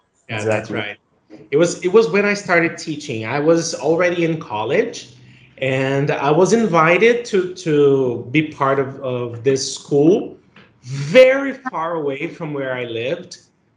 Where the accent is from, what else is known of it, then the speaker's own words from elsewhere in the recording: Brazil; first language Portuguese; English is a second language; And …, that's how I pronounce my name in my first language, which is Portuguese. I'm from Brazil, and I've been teaching English for 20 years now. I started teaching when I was 19.